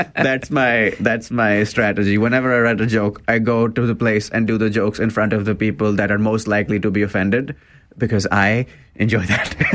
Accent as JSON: {"language": "English", "country": "India", "also_born_or_lived": "Waterloo, Canada", "moved": "yes", "lives_now": "Canada", "said": "I'm from an Indian family, I'm an immigrant."}